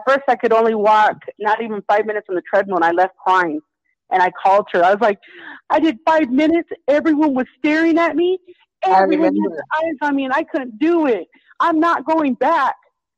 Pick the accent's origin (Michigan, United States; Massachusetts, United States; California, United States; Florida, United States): California, United States; Victorville; California, Victorville, the high desert.